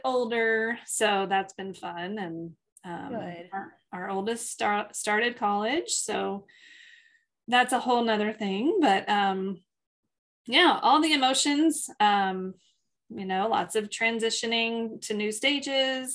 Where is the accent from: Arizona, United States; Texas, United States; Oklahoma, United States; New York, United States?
Texas, United States; We're not from Houston. No offense to Houston friends, but we are not from Houston. We are from Texas